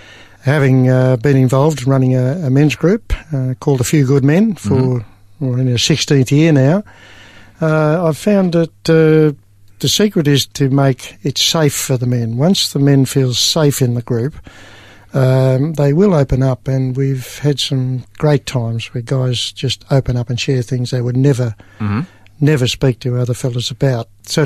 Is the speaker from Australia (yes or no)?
yes; Kew, Victoria, Australia; I was born in East Melbourne in a hospital.